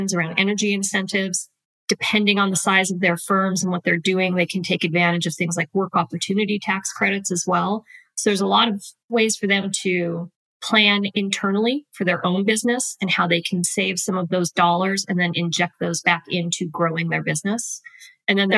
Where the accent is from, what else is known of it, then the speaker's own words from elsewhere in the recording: Wyoming, United States; moved away as an adult; also born or lived in Utah; now in Nashville, United States; I am originally from Wyoming